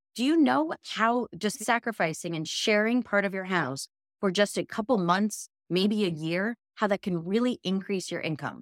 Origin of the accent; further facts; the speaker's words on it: New York, United States; as a New Yorker